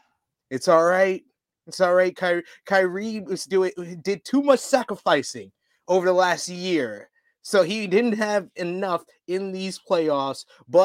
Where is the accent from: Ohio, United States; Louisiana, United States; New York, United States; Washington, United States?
New York, United States; New York City; born or raised there